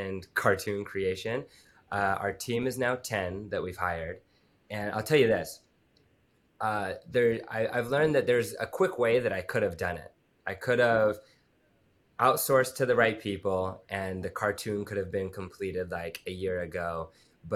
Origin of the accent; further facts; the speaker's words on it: Utah, United States; I grew up in Utah and the place where I grew up in the mountains